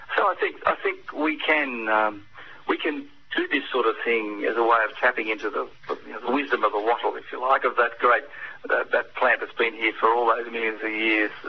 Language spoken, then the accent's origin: English; Australia